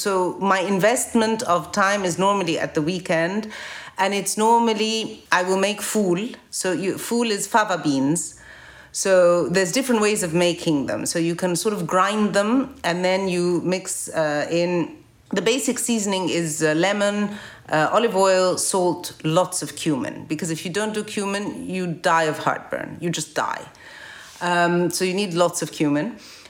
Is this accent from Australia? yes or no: no; Cairo, Cairo Governorate, Egypt; And she describes Zamalek, the neighborhood I grew up in the Cairo that I grew up during the same time.